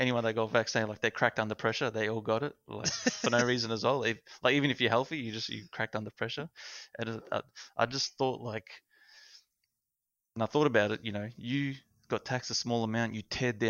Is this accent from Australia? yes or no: yes; Australia